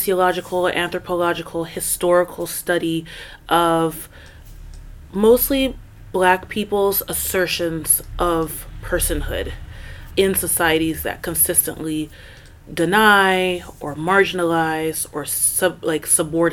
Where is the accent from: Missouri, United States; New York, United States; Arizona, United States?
New York, United States; New York City; where I'm coming from geographically is New York City